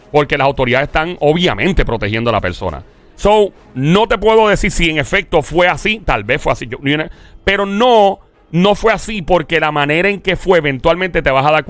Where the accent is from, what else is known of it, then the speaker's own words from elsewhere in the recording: Caguas, Puerto Rico; also born or lived in New York; estaba en Nueva York tenía una nostalgia brutal de Puerto Rico. Quería, quería acordarme de donde me crié en Cagua, dónde vivía en el área metro, todas esas cosas.